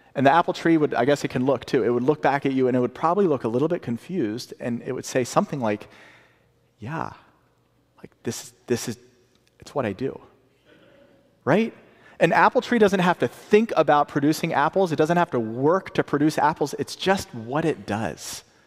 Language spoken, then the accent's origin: English; the South, United States; I'm from the South